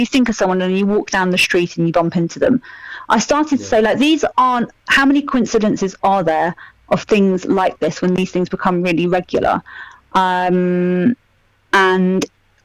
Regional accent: Milton Keynes, South East England, United Kingdom; moved away as an adult; also born or lived in London; I'm from Milton Keynes. So although you could kind of say it's multicultural, when I was at school...

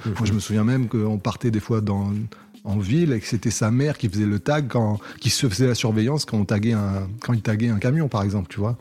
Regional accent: Cannes, Provence-Alpes-Côte d'Azur, France; je viens de Cannes, dans les Alpes-Maritimes

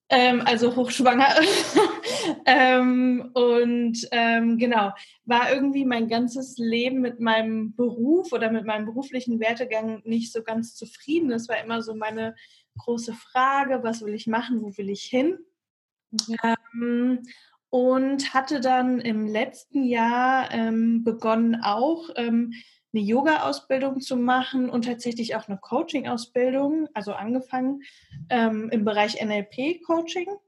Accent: Bad Homburg, Hesse, Germany; Ich komme aus äh, Bad Homburg. In der Nähe von Frankfurt ist das.

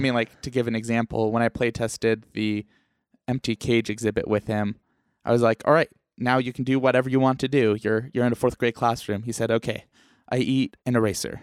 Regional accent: New Mexico, United States; also born or lived in Iowa; now in Utah, United States; I was born in Iowa and raised in New Mexico, and now both of us are in Utah

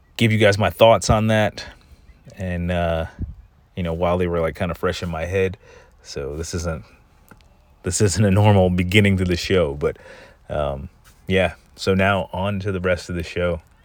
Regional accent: United States; I'm an American

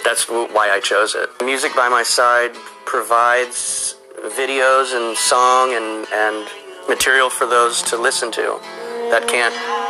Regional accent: Kansas City, Missouri, United States; I'm from Kansas City.

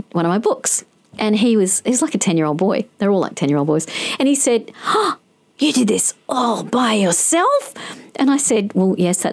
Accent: Adelaide, South Australia, Australia; I was born a few weeks after them, but we grew up in Adelaide

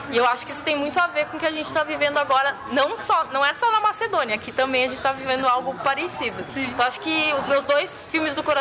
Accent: Santa Maria, Rio Grande do Sul, Brazil; Uh, sou de Santa Maria, no Rio Grande do Sul

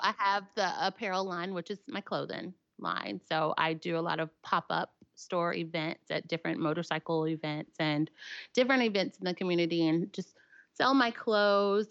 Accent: Nashville, Tennessee, United States; accent: southern; I'm from Nashville, Tennessee

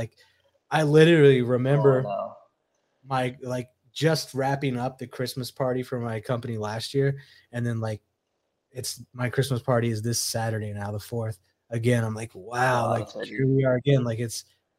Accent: Indiana, United States; born there; also born or lived in Arizona / Phoenix; because I was born in Indiana, came back, went to Phoenix, you know, that was when we met, 98

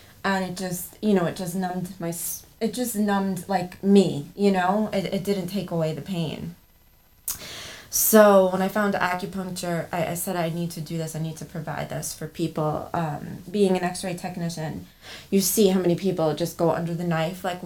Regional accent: New York City, New York, United States; I was born and raised here on Staten Island

